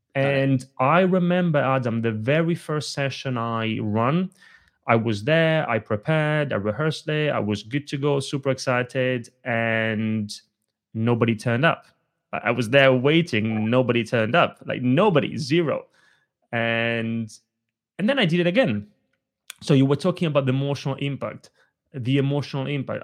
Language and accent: English; Italy; moved away; When I was a little kid growing up in Italy, I grew up in a family of very small business owners.